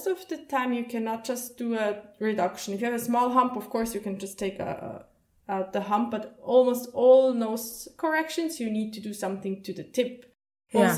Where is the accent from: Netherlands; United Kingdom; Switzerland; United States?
Switzerland; around Zurich; I grew up like around Zurich